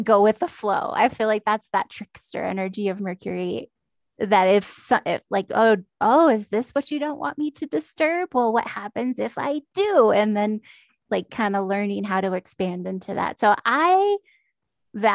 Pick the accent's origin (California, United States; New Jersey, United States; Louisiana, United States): California, United States; Central Valley of; moved away; I w went home to my hometown in the Central Valley of California